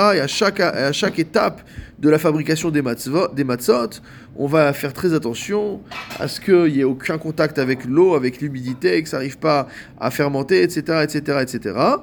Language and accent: French; Morocco; chez nous, au Maroc